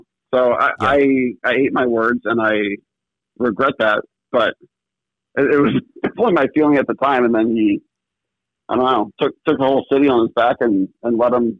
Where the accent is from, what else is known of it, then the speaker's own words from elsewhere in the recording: Lancaster, Pennsylvania, United States; growing up in Lancaster, Pennsylvania.